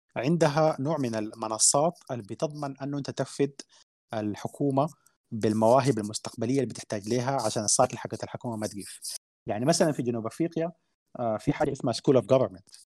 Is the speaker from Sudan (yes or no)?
yes; Sudan; احنا عندنا في السودان